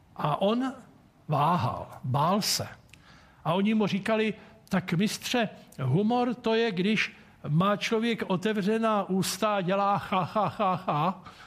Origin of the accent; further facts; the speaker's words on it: Czechia; nám Čechům